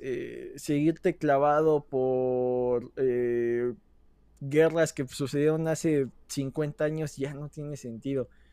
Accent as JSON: {"language": "Spanish", "country": "Mexico"}